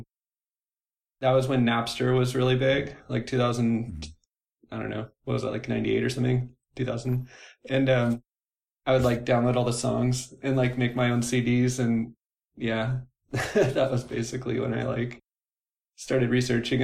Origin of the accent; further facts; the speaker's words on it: Orange County, California, United States; now in Seattle, United States; I'm from Orange County